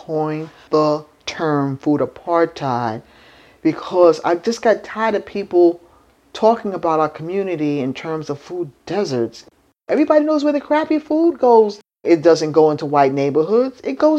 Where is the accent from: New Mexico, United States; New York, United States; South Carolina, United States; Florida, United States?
New York, United States; New York City; So I grew up in New York City, in the Lower East Side, 10th Street and Avenue D, the Jacob Riis houses.